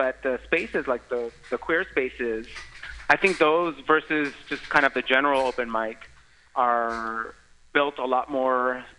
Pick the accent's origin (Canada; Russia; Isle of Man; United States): United States; San Mateo, California; San Mateo County, which is where I grew up. I grew up in the city of San Mateo, also where the Pride Center is located.